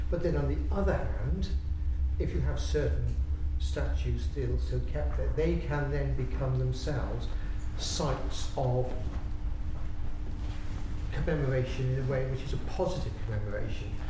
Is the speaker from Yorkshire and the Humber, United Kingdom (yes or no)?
no; Wales, United Kingdom; So speaking as a Welshman